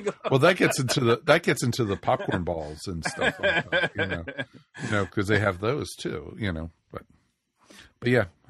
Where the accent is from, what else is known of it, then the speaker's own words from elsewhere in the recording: Maryland, United States; I grew up in Maryland